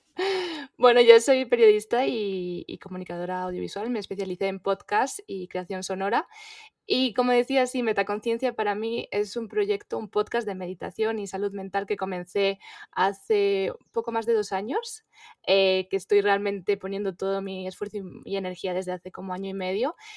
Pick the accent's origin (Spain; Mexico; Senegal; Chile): Spain; moved away as an adult; yo soy española